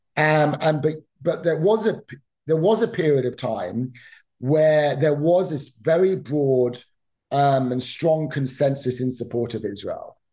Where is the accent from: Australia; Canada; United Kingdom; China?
United Kingdom; now in United States; I grew up in the United Kingdom, for example, as you could probably tell from my accent